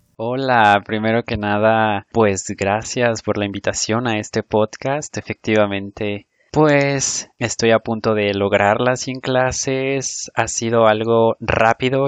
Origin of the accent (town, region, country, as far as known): Mexico